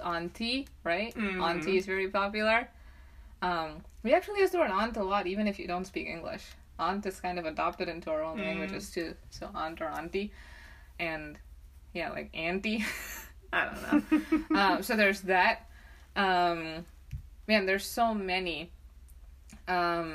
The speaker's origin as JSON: {"language": "English", "country": "India", "tie": "born or raised there", "moved": "yes", "said": "I grew up in India, where you're not supposed to slam car doors"}